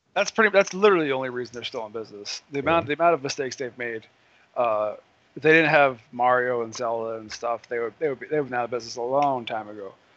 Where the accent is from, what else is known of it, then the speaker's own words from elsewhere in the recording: Philadelphia, Pennsylvania, United States; my hometown